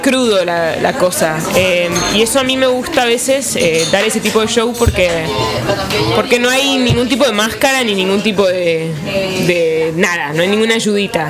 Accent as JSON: {"language": "Spanish", "region": "Buenos Aires", "country": "Argentina", "said": "soy de Buenos Aires, eh, Argentina"}